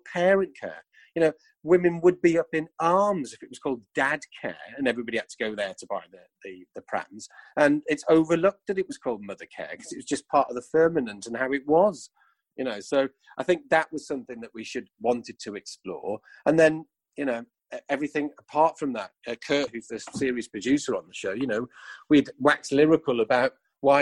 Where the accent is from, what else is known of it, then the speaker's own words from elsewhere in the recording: Wrexham, Wales, United Kingdom; when I was growing up in Wrexham